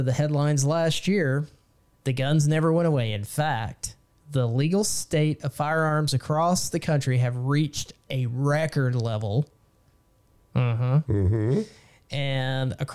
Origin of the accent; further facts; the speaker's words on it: Texas, United States; being a Texan.